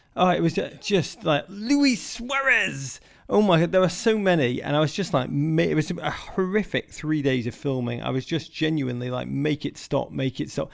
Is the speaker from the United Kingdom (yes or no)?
yes; Liverpool, North West England, United Kingdom; moved away as an adult; also born or lived in Chicago; now in New York City, United States; We grew up in Liverpool together.